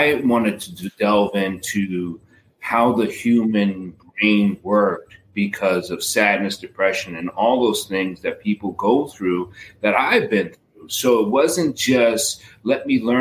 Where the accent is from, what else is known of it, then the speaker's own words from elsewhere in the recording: New York City, New York, United States; I am from the boogie down